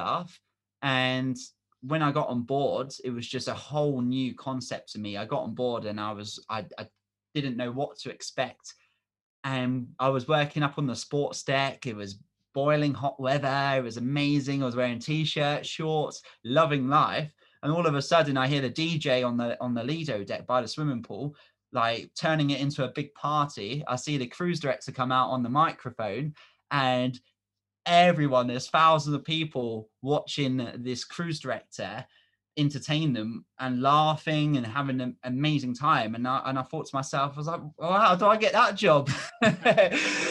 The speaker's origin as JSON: {"language": "English", "region": "England", "country": "United Kingdom", "said": "we're from England"}